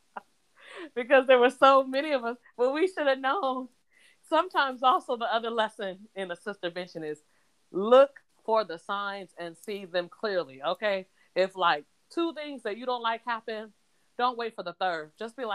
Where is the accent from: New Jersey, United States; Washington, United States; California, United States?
Washington, United States; we're from Washington State. So we're not new to rain.